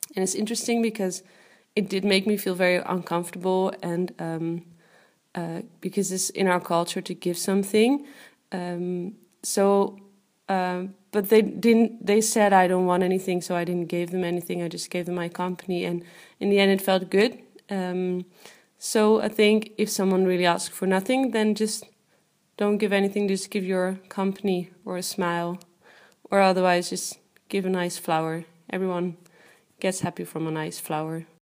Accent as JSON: {"language": "English", "country": "Netherlands", "said": "I am from the Netherlands."}